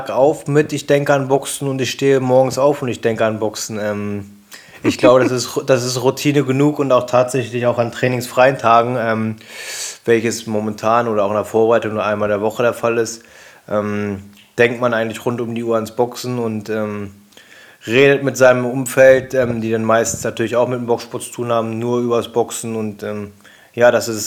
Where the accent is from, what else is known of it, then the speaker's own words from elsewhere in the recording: Braunschweig, Lower Saxony, Germany; Ähm in meiner Heimatstadt in Braunschweig auf meiner eigenen Veranstaltung.